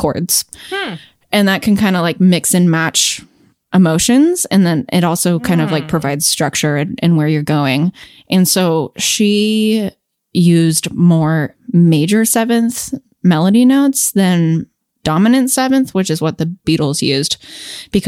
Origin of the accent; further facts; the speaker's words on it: California, United States; I'm from California and I live in Los Angeles part time